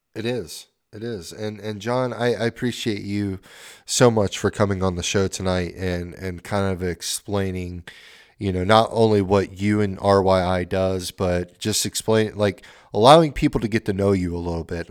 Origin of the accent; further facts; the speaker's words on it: Oregon, United States; I'm from Oregon